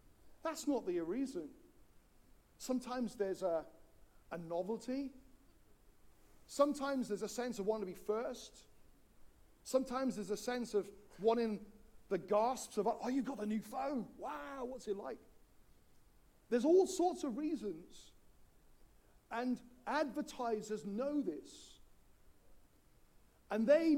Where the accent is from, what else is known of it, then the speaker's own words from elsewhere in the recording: Wales, United Kingdom; When I grew up in Wales